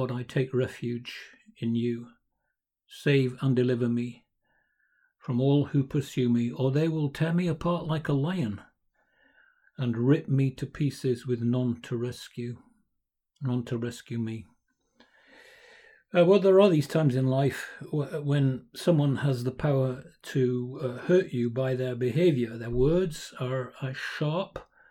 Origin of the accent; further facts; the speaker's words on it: Lancashire, North West England, United Kingdom; also born or lived in South London; now in London, United Kingdom; I'm from Lancashire, of course.